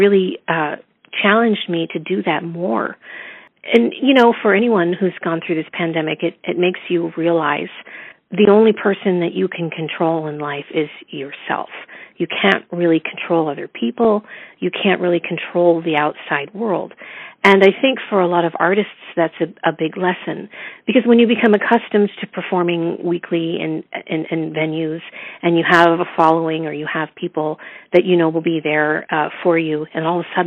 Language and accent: English; Erie, Pennsylvania, United States; moved away as an adult; also born or lived in Chicago; I was born in Erie, Pennsylvania, in the U.S., on the Great Lakes